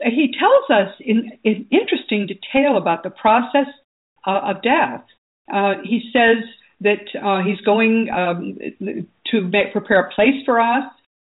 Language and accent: English; Missouri, United States; I mean, I'm from Missouri. You got to show me.